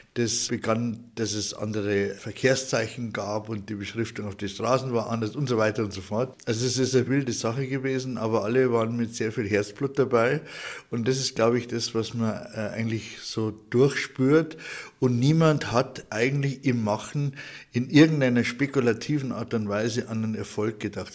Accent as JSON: {"language": "German", "town": "Markt Schwaben", "region": "Bavaria", "country": "Germany", "tie": "born or raised there", "said": "ich bin in Marktschwaben geboren"}